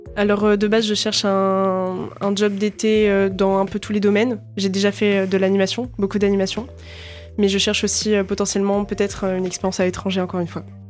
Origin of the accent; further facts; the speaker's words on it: La Rochelle, Nouvelle-Aquitaine, France; je viens initialement de La Rochelle